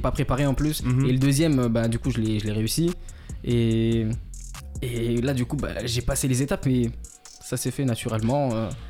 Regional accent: Madagascar; also born or lived in Val-d'Oise, France; je suis malgache.

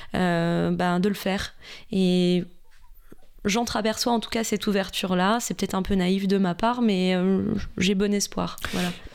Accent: Besançon, Bourgogne-Franche-Comté, France; moved away as an adult; now in Paris, France; j'ai grandi en Franche-Comté, à Besançon, voilà, vers la Suisse

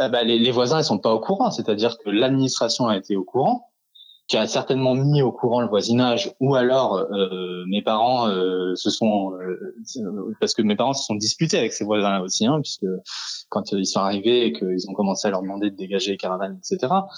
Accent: France; Nous sommes français

